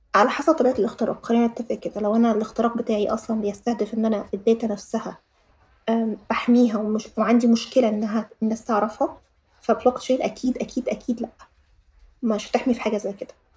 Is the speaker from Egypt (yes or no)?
yes; Egypt; عندنا في مصر